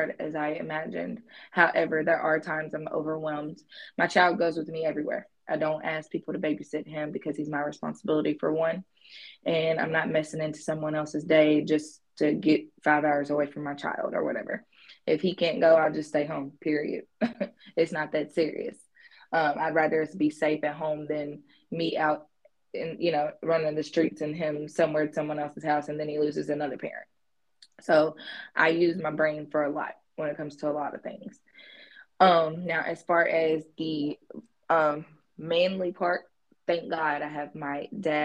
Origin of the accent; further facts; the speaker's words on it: Louisville, Kentucky, United States; moved away as an adult; now in Grenada, United States; born and raised in Louisville, Kentucky, currently living in Grenada, Mississippi